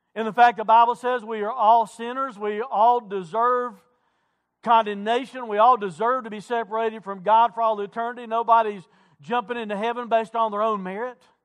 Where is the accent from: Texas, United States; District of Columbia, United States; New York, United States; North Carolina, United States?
North Carolina, United States; Wilkes County; I'm not from Caldwell County, I'm from Wilkes County.